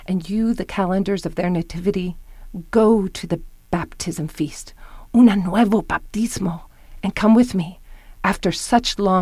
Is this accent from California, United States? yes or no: no; Texas, United States; born or raised there